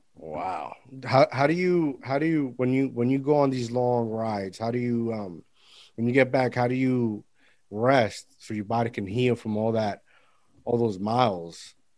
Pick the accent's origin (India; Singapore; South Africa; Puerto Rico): Puerto Rico; when I was a kid, growing up in Puerto Rico